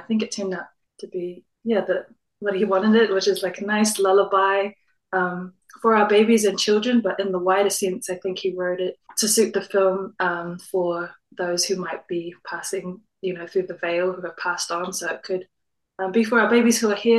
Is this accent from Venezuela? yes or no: no; New Zealand; So, yeah, I'm Māori from Ngāti Kainunu, Tainui, and Rangitāne.